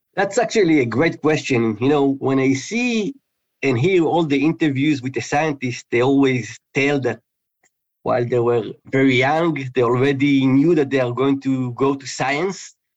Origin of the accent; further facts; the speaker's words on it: Israel; moved away; I was born in in Israel, and in high school I actually studied physics and chemistry.